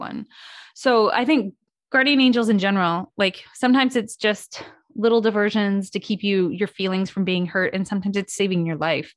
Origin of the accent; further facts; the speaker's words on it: Midwest, United States; I grew up in the Midwest.